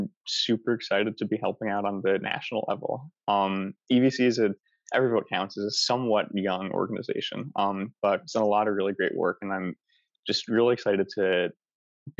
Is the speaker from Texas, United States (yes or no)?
no; New York, United States; I'm from New York